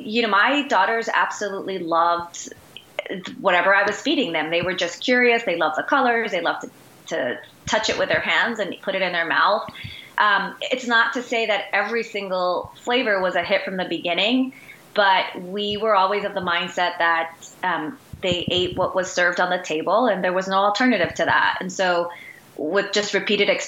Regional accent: Guayaquil, Guayas, Ecuador; moved away; I am from Ecuador, Guayaquil, Ecuador, originally born and raised.

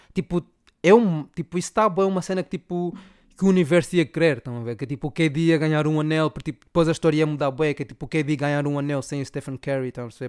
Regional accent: Zaire, Angola; Angola é de onde venho, e de onde venho eu sou

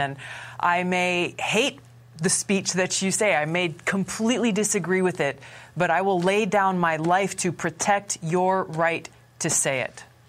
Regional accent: United States; we, the American people

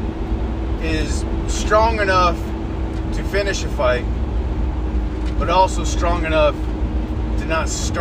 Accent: United States; as an American

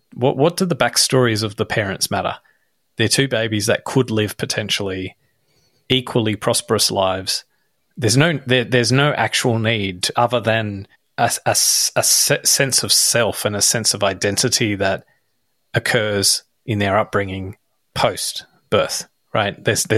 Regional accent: Australia; no, we're Australian and we should foster the notion of being Australian

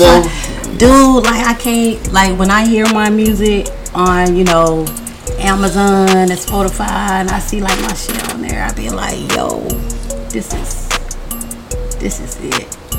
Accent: Orlando, Florida, United States; I'm from Orlando, Florida, FLA.

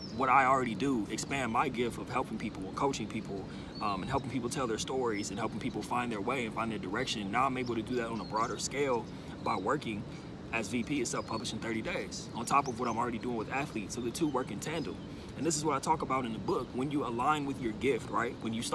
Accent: Pasadena, California, United States; born there; I was born in Pasadena in 1991.

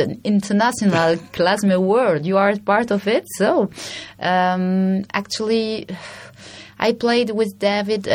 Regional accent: Belgium; moved away; also born or lived in Brussels, Belgium; I'm from Belgium, so at the time I was living in Brussels

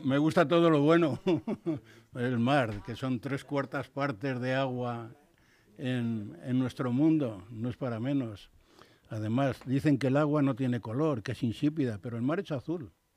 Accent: Madrid, Community of Madrid, Spain; Carabanchel, donde yo nací, y Madrid

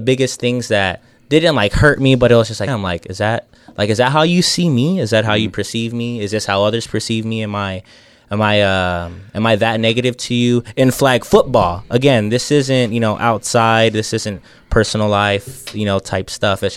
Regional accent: San Antonio, Texas, United States; we're all from San Antonio

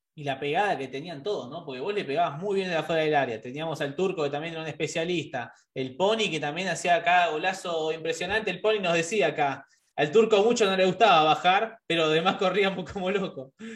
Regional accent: Argentina; nosotros, que somos argentinos

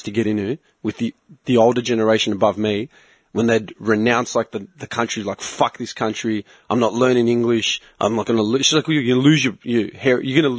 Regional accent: Australia; I'm only Greek Australian in this country. In any other country, I'm Australian.

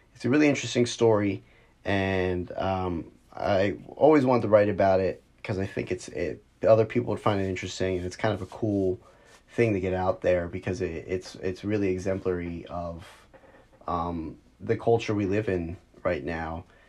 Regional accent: near Philadelphia, Pennsylvania, United States; having grown up close enough to Philly to get away with saying that I'm from Philly

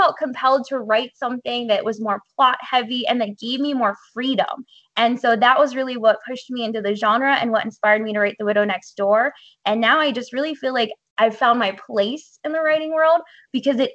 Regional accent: Hollidaysburg, Pennsylvania, United States; I actually grew up in a really small town that I still live in. It's called Hollidaysburg, Pennsylvania

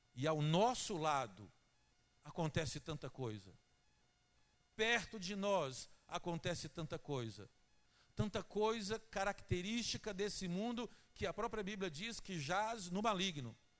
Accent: Teófilo Otoni, Minas Gerais, Brazil; moved away as an adult; now in Juiz de Fora, Brazil; Eu não sou daqui de Juiz de Fora, eu sou da cidade de Teófilo Otoni. E como mineiro que eu sou

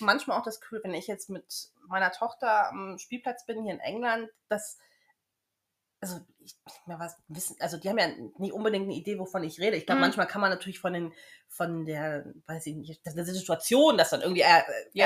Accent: Düsseldorf, North Rhine-Westphalia, Germany; moved away as an adult; also born or lived in Bavaria; now in United Kingdom; Ich komme aus Düsseldorf, habe zehn Jahre schon in Bayern gelebt.

